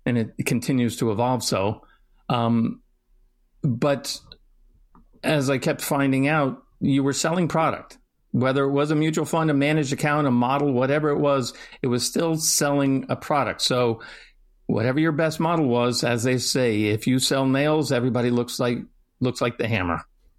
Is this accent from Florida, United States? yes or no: yes; Florida, United States; Alex and I have discussed some common heritage, shared background, both growing up in Florida and then ending up at school in Washington, D.C.